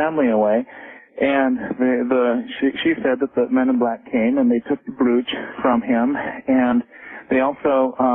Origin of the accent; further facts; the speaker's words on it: Colorado, United States; now in Portland; I grew up on a ranch in Colorado